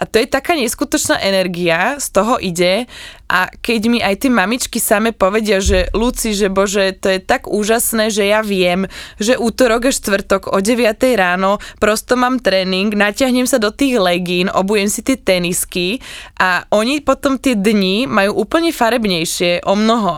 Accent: Slovakia; my máme Slovenky takú špecifickú energiu

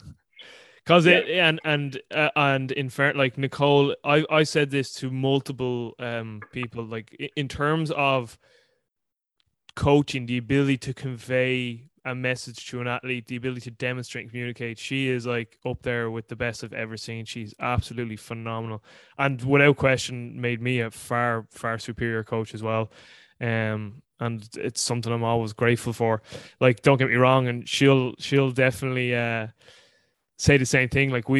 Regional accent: Ireland; I'm Irish

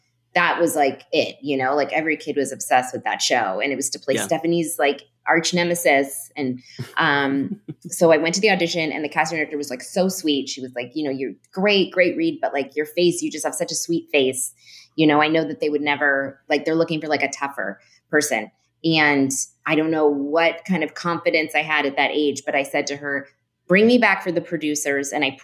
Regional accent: San Francisco, California, United States; I grew up in San Francisco

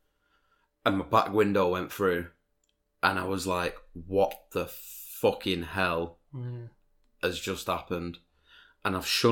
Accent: Leyland, North West England, United Kingdom; my hometown of Leyland, which is a small town in Lancashire

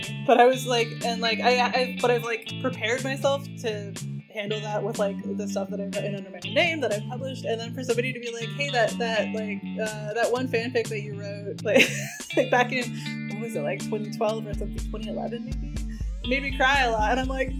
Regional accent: New England, United States; Yeah, I am just also from New England

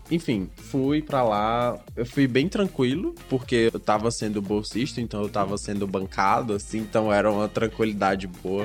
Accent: Pernambuco, Brazil; Pernambucano aqui sou eu

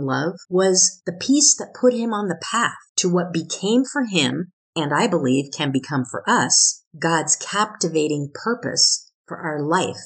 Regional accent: Oregon, United States; where I grew up in Oregon

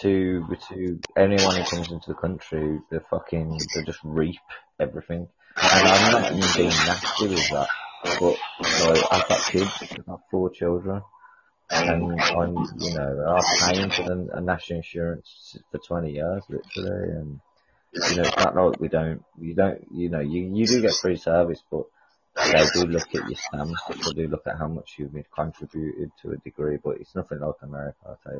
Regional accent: Ireland; now in England, United Kingdom; I'm Irish

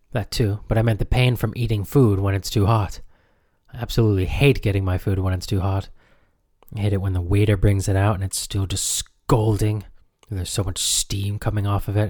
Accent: United States; growing up in the United States

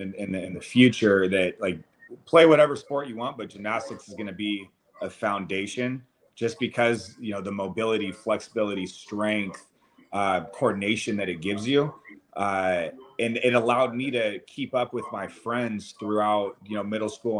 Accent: Monterey, California, United States; also born or lived in New York City; now in Costa Mesa, United States; I grew up in Central California in Monterey

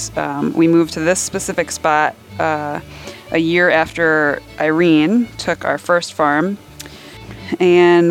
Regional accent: New Jersey, United States; moved away as an adult; also born or lived in Midwest; I grew up in North Jersey

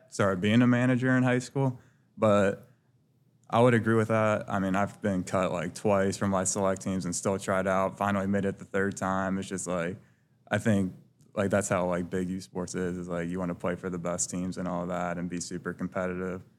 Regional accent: Cincinnati, Ohio, United States; I'm from Cincinnati, uh, from the west side in Bridgetown, about a half hour from here.

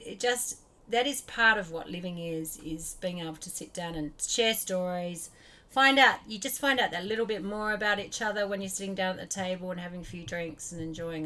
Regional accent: Australia; now in New Zealand; I grew up in Australia and we came over to like New Zealand

